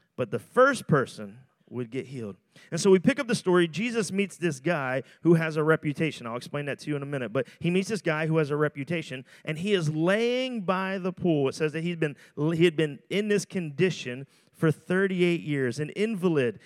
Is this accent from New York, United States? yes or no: no; Philadelphia, Pennsylvania, United States; I'm from Roxborough